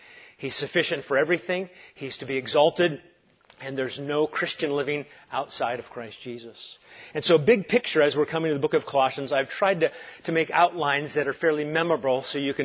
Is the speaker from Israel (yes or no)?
yes; Galilee, Israel; moved away; also born or lived in Santa Cruz, California; I'm a kid from Galilee